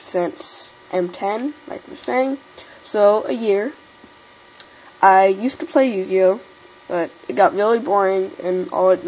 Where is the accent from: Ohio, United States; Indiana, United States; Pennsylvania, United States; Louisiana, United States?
Indiana, United States; I am from Indiana